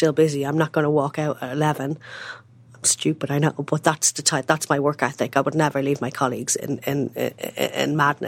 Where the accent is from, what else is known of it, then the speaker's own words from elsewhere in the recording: Ireland; as an Irish person working in this industry for many years